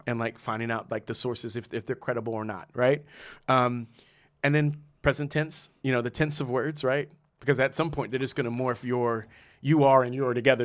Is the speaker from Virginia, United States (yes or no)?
no; San Antonio, Texas, United States; also born or lived in Trenton, New Jersey; now in New York, United States; growing up in San Antonio